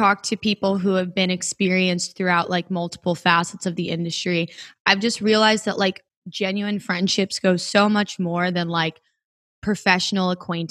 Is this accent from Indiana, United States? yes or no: yes; Gary, Indiana, United States; born there; I was born in Gary, Indiana. So I have family between like Valpo, Indiana, Gary, all the way into the city.